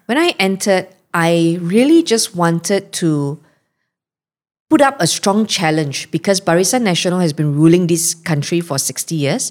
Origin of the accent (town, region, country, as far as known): Malaysia; born or raised there